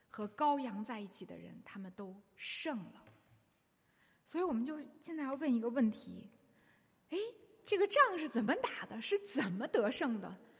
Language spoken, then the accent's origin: Chinese; China; 我们中国人最知道这一个